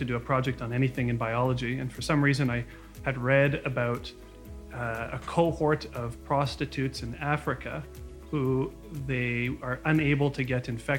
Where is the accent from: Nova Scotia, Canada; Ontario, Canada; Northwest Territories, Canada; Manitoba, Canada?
Ontario, Canada; Mississauga; I was born and raised in Mississauga.